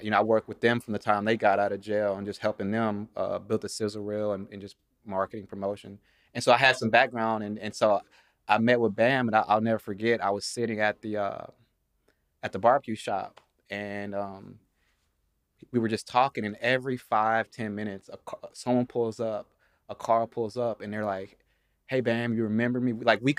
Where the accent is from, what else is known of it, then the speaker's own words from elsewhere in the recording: Shreveport, Louisiana, United States; also born or lived in Los Angeles; I'm from Los Angeles. Mm-hmm. I ended up moving to Shreveport, Louisiana when I was younger.